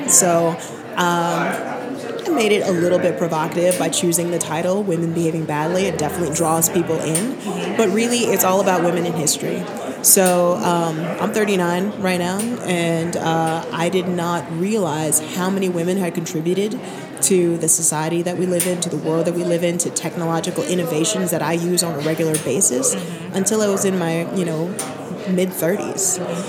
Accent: New Mexico, United States; also born or lived in Barbados / New York; now in Denver, United States; I was born in Barbados, so I'm an immigrant. Moved to New York, then New Mexico as a kid, joined the military, bounced around

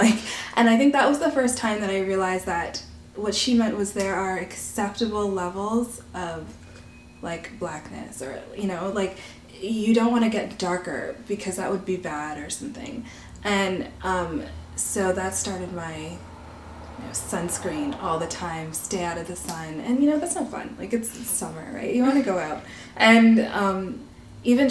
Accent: Canada; I'm a Black Canadian of Barbadian descent

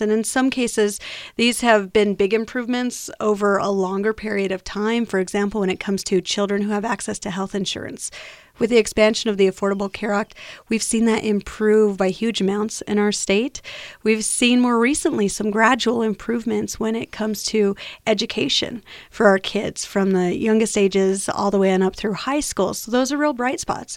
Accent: New Mexico, United States; I'm born and raised in New Mexico.

